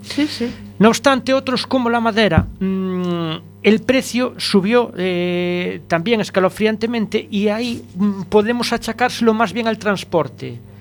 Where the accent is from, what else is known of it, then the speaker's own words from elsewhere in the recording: Malpica de Bergantiños, Galicia, Spain; allá en mi tierra, allá en Malpica